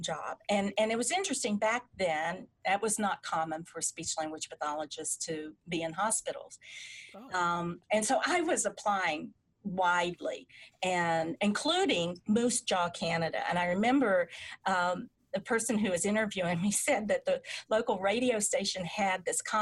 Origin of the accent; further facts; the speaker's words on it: Beckley, West Virginia, United States; moved away as an adult; also born or lived in Indiana / Oklahoma; my hometown in Beckley, West Virginia, to a local hospital where actually I was born